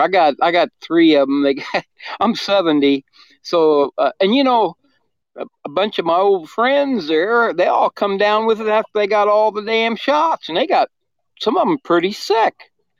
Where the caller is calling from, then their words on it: Quincy, Illinois, United States; Quincy, Illinois.